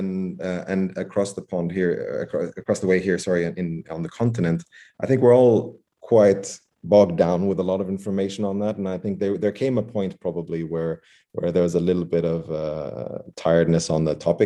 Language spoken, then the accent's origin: English; United Arab Emirates; moved away; I grew up in the Emirates